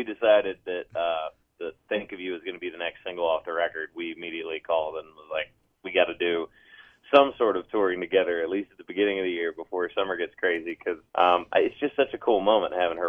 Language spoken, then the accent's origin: English; Middle Tennessee, United States; growing up in Middle Tennessee